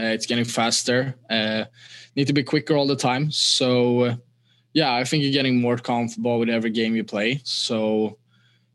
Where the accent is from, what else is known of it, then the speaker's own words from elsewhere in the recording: Stockholm, Stockholm County, Sweden; English is a second language; moved away as an adult; Stockholm has always been my home